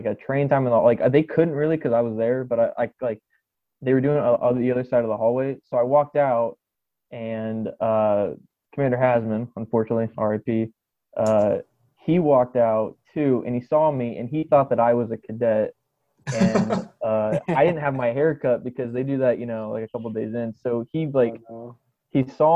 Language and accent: English; Columbus, Ohio, United States; moved away as an adult; also born or lived in Texas; I am from Columbus, Ohio